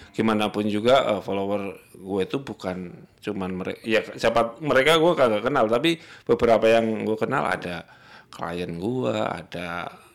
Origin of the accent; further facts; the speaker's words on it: Java, Indonesia; gue orang Jawa